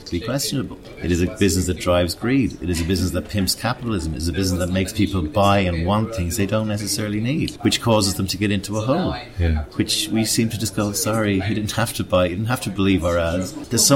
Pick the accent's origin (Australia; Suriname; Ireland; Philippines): Ireland; moved away; my home country